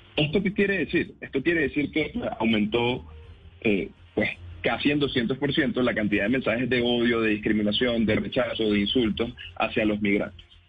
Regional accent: Venezuela; también soy venezolano

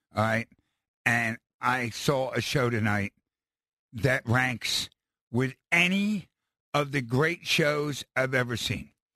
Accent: Philadelphia, Pennsylvania, United States; As a Philadelphian

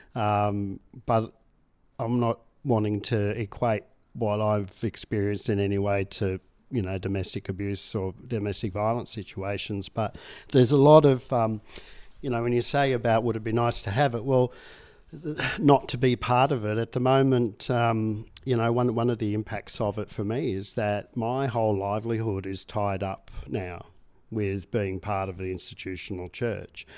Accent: Tasmania, Australia; I grew up in Tasmania

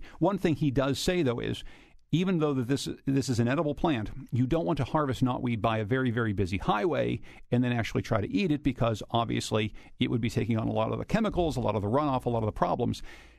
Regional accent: Pennsylvania, United States; a place that extends to the place roughly where you and I grew up in Pennsylvania, all the way down to Texas.

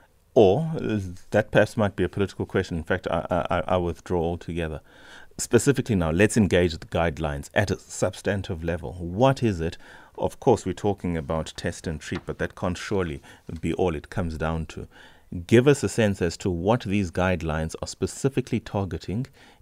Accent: South Africa; just as a South African who's interested in one's health, who's interested in public health

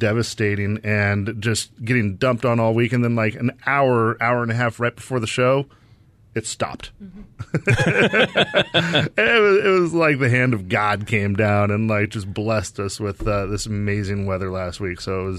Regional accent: Arizona, United States; So, I was born and raised here in the Valley.

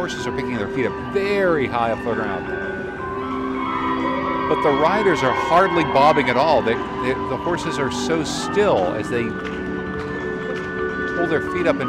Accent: Connecticut, United States; So I'm from Connecticut, where we eat lobster rolls like the right way.

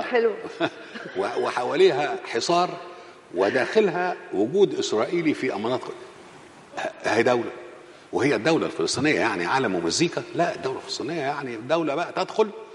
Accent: Egypt; احنا كمصريين

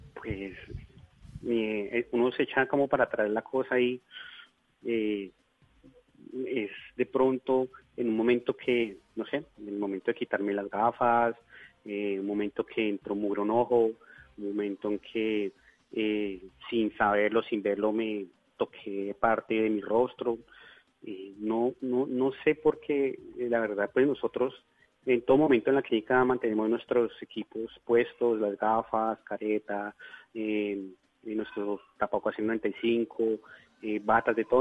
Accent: Bogotá, Colombia; moved away as an adult; now in Leticia, Colombia; yo soy bogotano, pero hace próximamente unos nueve años me radiqué aquí

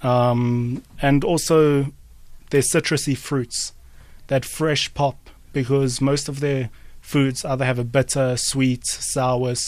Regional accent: Johannesburg, Gauteng, South Africa; I'm from Glen Vista in Johannesburg South.

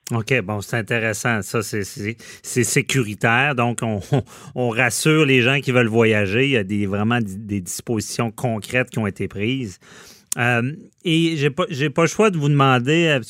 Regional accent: Quebec City, Quebec, Canada; si j'étais pas de Québec

